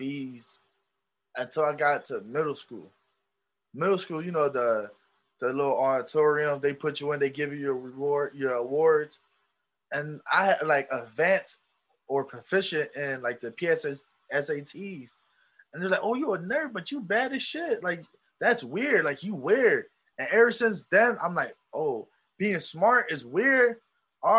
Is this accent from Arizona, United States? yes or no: no; Philadelphia, Pennsylvania, United States; moved away as an adult; also born or lived in Poconos; when I moved away from Philadelphia, I moved to the Poconos.